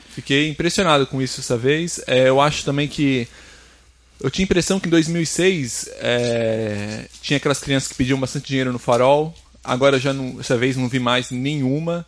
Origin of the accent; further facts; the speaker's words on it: São Paulo, Brazil; moved away as an adult; morava em São Paulo, né? Sou de São Paulo